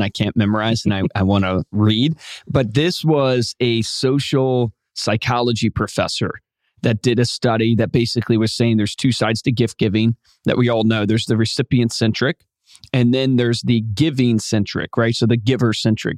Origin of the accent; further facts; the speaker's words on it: Virginia, United States; where I grew up in Virginia